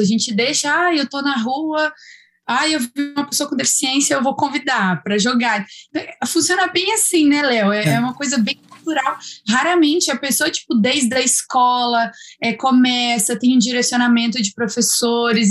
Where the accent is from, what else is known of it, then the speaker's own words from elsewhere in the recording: Espírito Santo, Brazil; moved away as an adult; also born or lived in Minas Gerais; sou capixaba, mas talvez isso eu nunca tenha falado, me sinto um pouquinho mineira já, por ter morado em Minas durante quatro anos